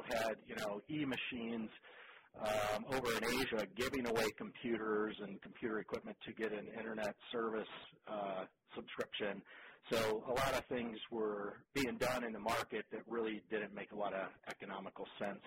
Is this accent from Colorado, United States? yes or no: no; Ohio, United States; also born or lived in New York City; now in Virginia, United States; when I was a kid, growing up in Ohio